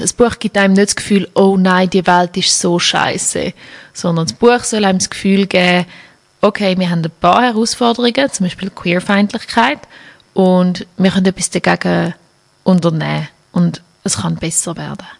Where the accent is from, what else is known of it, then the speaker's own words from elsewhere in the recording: Schaffhausen, Switzerland; now in Zurich, Switzerland; in Schaffhausen, wo ich aufgewachsen bin